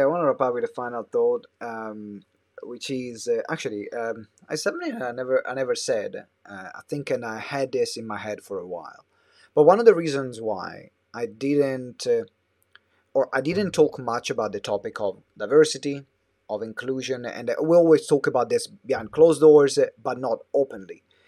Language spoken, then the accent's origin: English; Italy; moved away as an adult; now in London, United Kingdom; I moved away from Italy